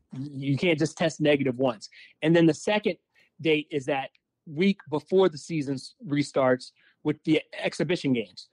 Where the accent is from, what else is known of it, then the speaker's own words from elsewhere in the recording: Alabama, United States; moved away; also born or lived in Mississippi; when I was growing up in Alabama and went to school in Mississippi and came back to work in Alabama